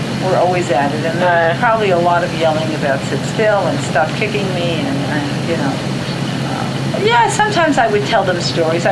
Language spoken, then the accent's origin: English; New York City, New York, United States; I grew up in the Bronx.